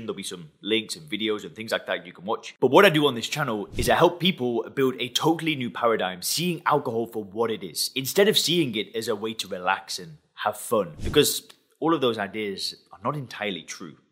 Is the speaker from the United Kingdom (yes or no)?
yes; England, United Kingdom; I'm from England.